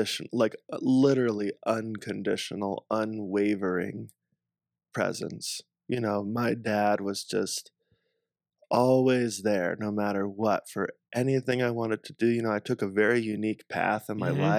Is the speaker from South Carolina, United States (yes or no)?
yes; South Carolina, United States; moved away; also born or lived in Southern California / Northeast US / Hawaii; where I grew up in South Carolina